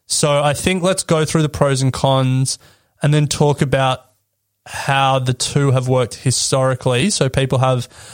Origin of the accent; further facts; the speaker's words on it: Australia; as an Australian